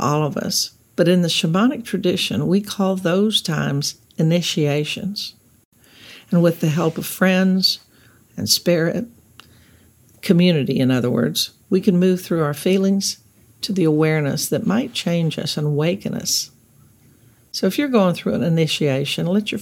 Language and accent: English; Texas Gulf Coast, United States; now in Los Angeles, United States; We grew up on the Texas Gulf Coast, where it was polluted.